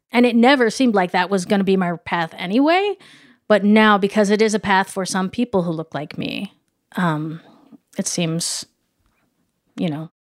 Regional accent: Midwest, United States; as like a Midwesterner

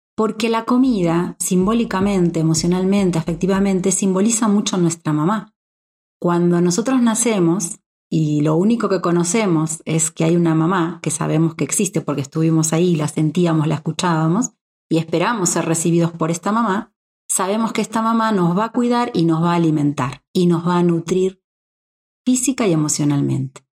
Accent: Argentina; moved away; yo que vengo de un país como Argentina

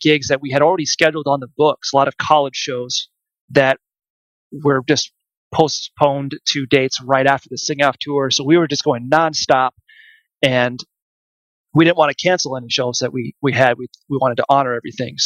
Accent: Mankato, Minnesota, United States; my hometown of Mankato, Minnesota

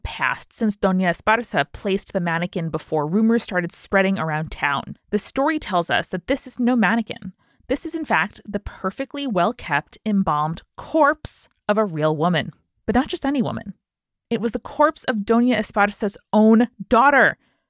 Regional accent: Chihuahua, Mexico; born or raised there

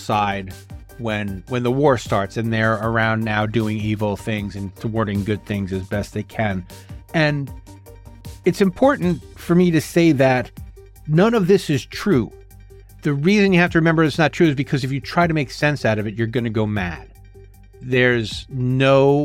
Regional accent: New Jersey, United States; where I grew up in New Jersey

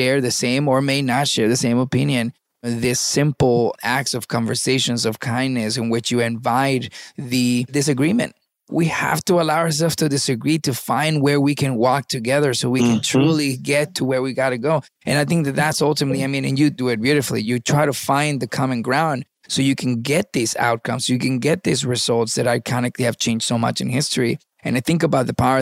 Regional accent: Venezuela; also born or lived in Miami, United States; now in United States; I was born in Miami and I was raised in Venezuela.

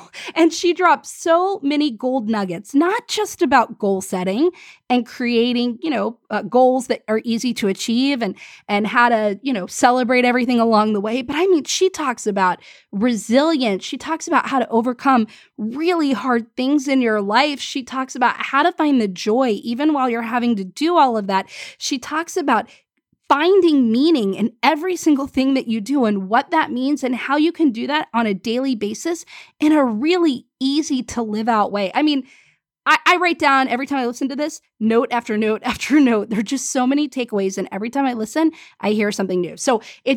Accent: Washington, District of Columbia, United States; also born or lived in Pensacola; I was born in Pensacola, and then I grew up in Washington, D.C.

